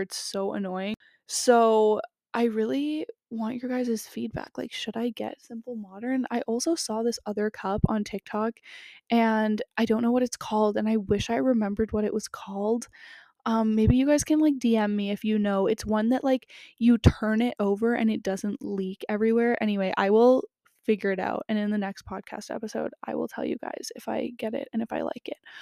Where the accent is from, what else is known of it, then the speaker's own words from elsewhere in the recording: Canada; also born or lived in California; I grew up in Canada, so it was really cold where I live in the winter